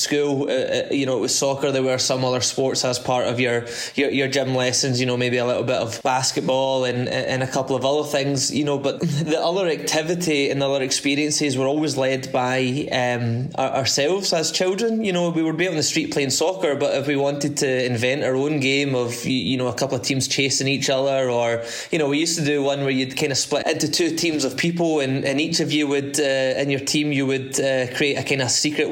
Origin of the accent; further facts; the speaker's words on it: Paisley, Scotland, United Kingdom; I grew up in the west coast of Scotland, a town called Paisley.